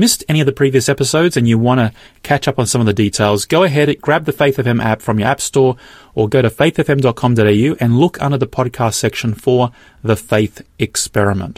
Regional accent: Australia; I'm born here in Australia

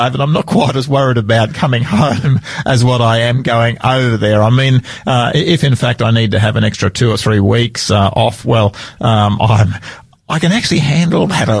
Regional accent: Sydney, New South Wales, Australia; now in Adelaide, Australia; this big city of Sydney, my hometown.

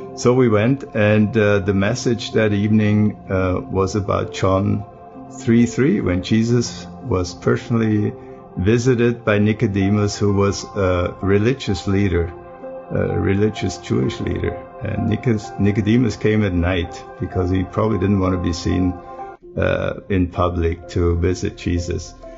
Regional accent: Germany; moved away as an adult; now in United States; I grew up in Germany

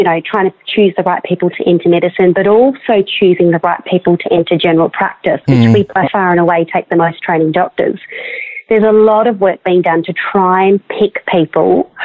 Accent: Australia; day-to-day things that you just kind of get from being an Australian

